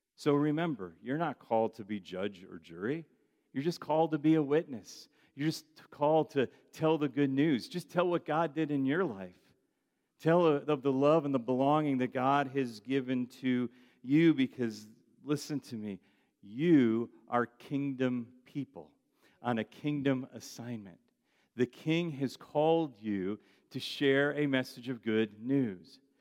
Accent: United States; I'm from the United States of America.

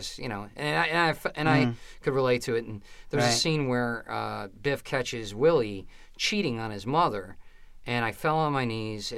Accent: Albany, New York, United States; I'm from Albany. I grew up there

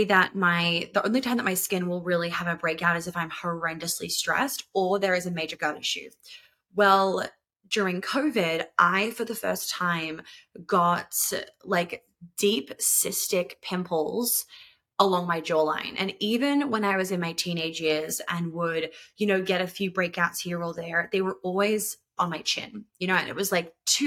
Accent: New York, United States; moved away; I grew up in New York

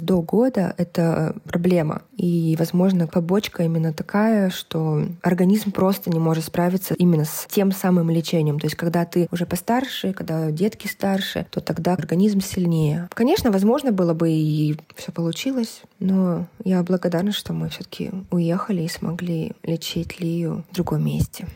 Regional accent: Kazakhstan; also born or lived in Almaty, Kazakhstan / South Korea; я из Казахстана, и мы жили в Алмате.

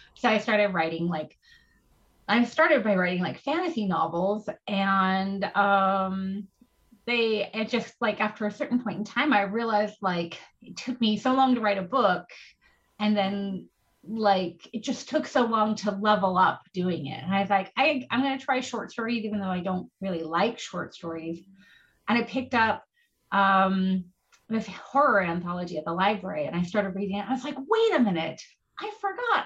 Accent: Oregon coast, United States; I grew up on the Oregon coast

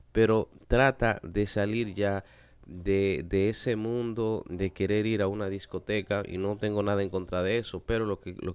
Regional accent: Dominican Republic; nosotros como latinos, como dominicanos, siempre tenemos, como se dice por ahí, la sangre caliente.

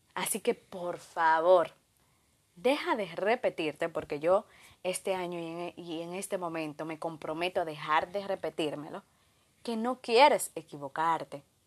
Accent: Dominican Republic; de República Dominicana

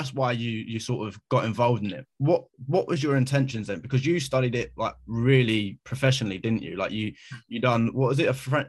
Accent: London, United Kingdom; I grew up in South London. I was around so many different cultures, races

